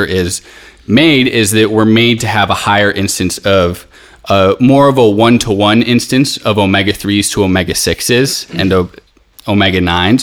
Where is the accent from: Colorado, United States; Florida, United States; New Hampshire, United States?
Colorado, United States; Boulder; now in Greece; I'm from Boulder, so I've been having ghee since I was a kid.